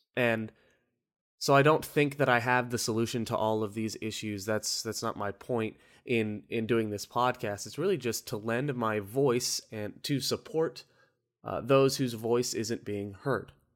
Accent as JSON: {"language": "English", "town": "Orlando", "region": "Florida", "country": "United States", "said": "I'm from Orlando"}